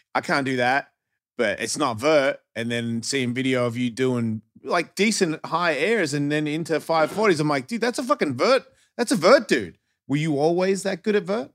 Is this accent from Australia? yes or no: yes; Australia; being an Australian